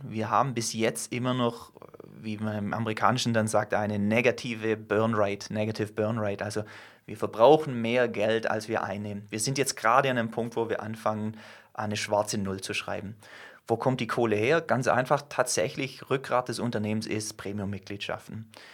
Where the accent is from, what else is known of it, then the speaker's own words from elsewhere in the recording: Germany; wir als Deutsche, zähle ich mich selber dazu